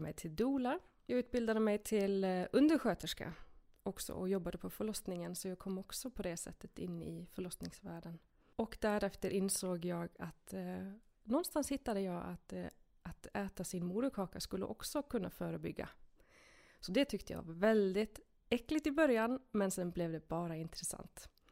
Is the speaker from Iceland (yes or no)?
yes; Iceland; Swedish is a second language; moved away as an adult; now in Sweden; Jag är en enkel islänning som eh, kom till Sverige när jag var 18.